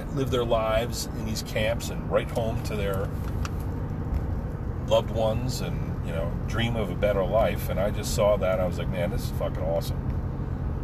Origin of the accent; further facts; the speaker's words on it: United States; I come from America